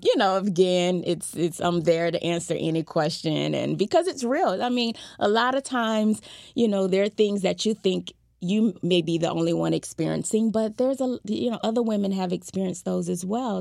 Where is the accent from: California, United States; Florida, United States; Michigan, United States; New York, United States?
Florida, United States; Fort Lauderdale; I was born and raised in Fort Lauderdale, Florida